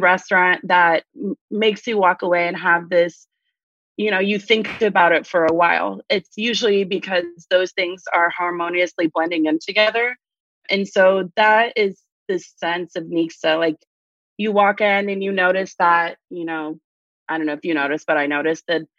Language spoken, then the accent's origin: English; Arkansas, United States; now in Austin, United States; I grew up in Arkansas.